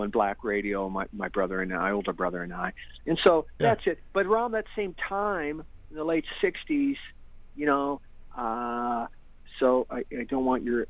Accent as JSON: {"language": "English", "town": "Detroit", "region": "Michigan", "country": "United States", "tie": "born or raised there", "also_born_or_lived": "Hollywood", "moved": "as an adult", "said": "I'm born and raised in Detroit"}